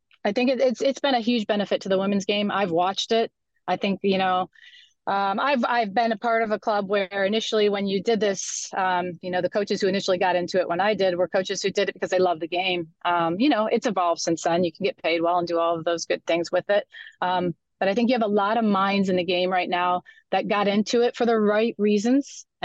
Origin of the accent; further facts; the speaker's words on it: Livonia, Michigan, United States; I hail from Livonia, Michigan. I actually am where I grew up.